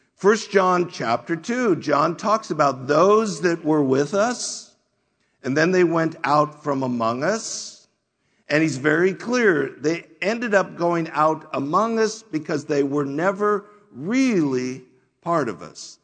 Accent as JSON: {"language": "English", "country": "United States", "said": "we as American Christians"}